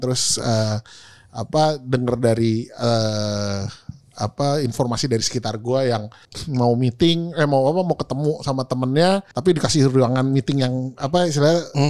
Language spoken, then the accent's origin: Indonesian; Indonesia; lahir di Indonesia